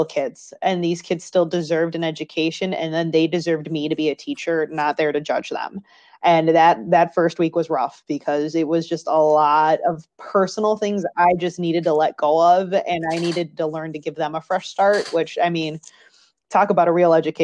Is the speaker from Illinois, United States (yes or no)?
yes; Schaumburg, Illinois, United States; moved away; I grew up in Schaumburg, Illinois